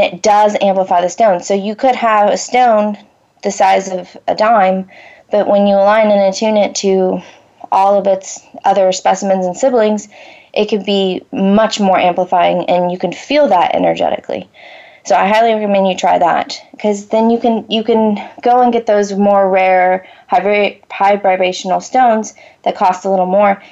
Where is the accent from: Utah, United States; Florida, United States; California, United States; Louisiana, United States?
Florida, United States; moved away; I I grew up in Florida